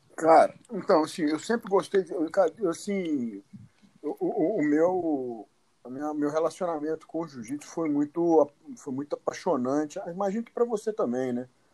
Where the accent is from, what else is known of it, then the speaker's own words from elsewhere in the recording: São Sebastião do Paraíso, Minas Gerais, Brazil; now in Uberaba, Brazil; eu sou de São Sebastião do Paraíso, né? Hoje eu moro em, em Uberaba, mas uhum. eu venho do interior de Minas Gerais.